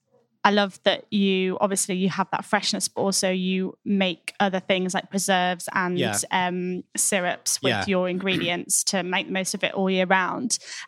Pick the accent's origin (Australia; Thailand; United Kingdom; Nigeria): United Kingdom; Boston Spa, Yorkshire and the Humber; moved away; I'm from Boston Spa, which is near York. So yeah, and we're just outside the hamlet of Healy, which is lovely.